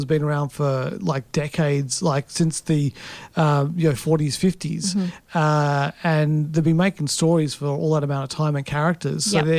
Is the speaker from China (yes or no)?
no; Australia; we come from Australia, it's a hot country